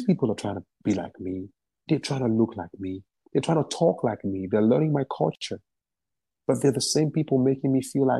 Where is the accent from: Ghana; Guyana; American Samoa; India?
Ghana; now in China; I'm from Ghana.